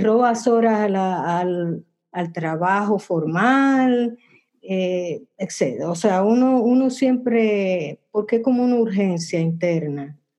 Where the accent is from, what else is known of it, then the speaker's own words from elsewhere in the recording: Dominican Republic; en el barrio donde yo crecí, en el Mirador